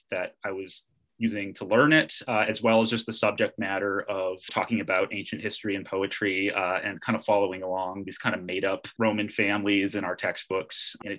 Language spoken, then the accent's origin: English; Boston, Massachusetts, United States; I grew up in Boston. My parents were in the choir and my father played the pipe organ for St. Paul Church in Harvard Square. And it was a Catholic church.